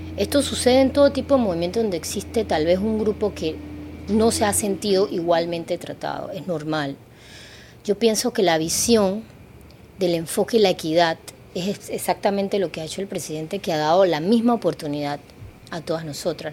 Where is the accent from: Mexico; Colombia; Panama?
Panama